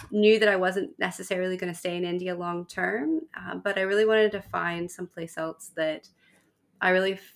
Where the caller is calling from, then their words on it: Cape Town, Western Cape, South Africa; Cape Town, South Africa.